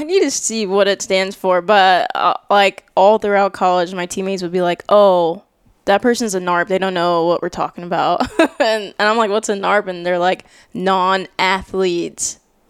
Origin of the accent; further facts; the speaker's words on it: Jacksonville, Florida, United States; also born or lived in Tallahassee, Florida; I am originally from Tallahassee, but grew up here in Jax. And yeah, that's me. … Tallahassee, Jacksonville.